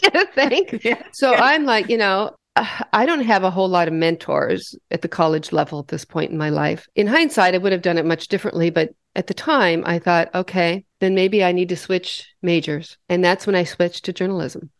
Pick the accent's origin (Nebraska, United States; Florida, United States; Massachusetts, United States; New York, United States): Nebraska, United States; Western; I grew up in Western Nebraska in a little cow town of 5,000 people